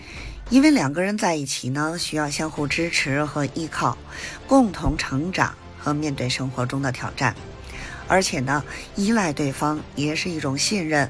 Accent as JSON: {"language": "Chinese", "region": "Beijing", "country": "China", "said": "，咱们下期节目再见"}